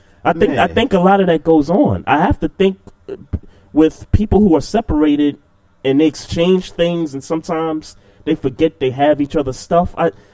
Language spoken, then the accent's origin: English; New York City, New York, United States; in Brooklyn, in my hometown.